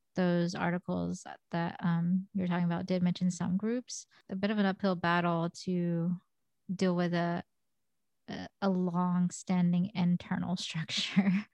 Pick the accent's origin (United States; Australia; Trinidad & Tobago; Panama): United States; I'm Korean American, and I am albino